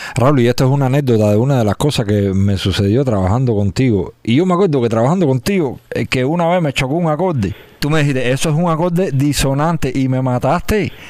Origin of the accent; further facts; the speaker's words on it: Cuba; nosotros somos cubanos y el cubano lleva la sabrosura esa ahí